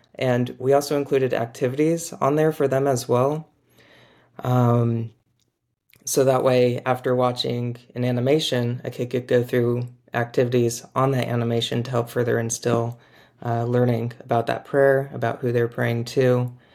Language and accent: English; Orange County, California, United States; also born or lived in Boston; I'm from Orange County, California, grew up there